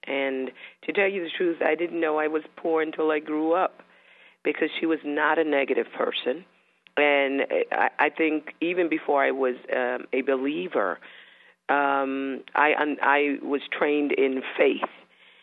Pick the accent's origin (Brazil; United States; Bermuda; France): Bermuda; I was born in Bermuda